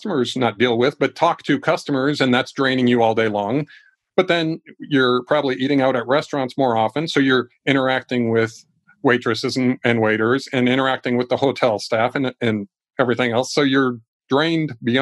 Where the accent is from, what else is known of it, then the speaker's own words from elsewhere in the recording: Ecuador; now in United States; I was raised in another country. I grew up in Ecuador.